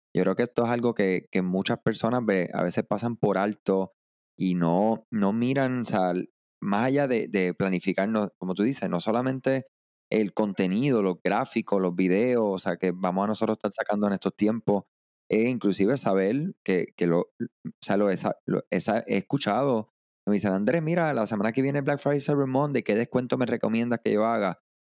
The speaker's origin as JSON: {"language": "Spanish", "country": "Puerto Rico", "said": "yo soy de Puerto Rico"}